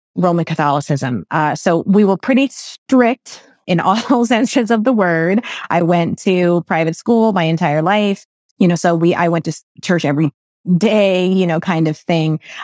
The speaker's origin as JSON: {"language": "English", "country": "United States", "tie": "born or raised there", "said": "My parents are from the Philippines. I was raised here in America"}